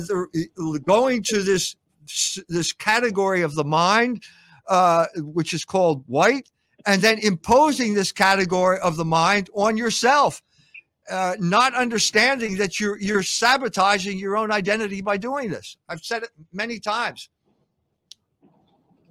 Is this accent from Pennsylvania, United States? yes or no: yes; Philadelphia, Pennsylvania, United States; moved away as an adult; also born or lived in Germany; I grew up in Philadelphia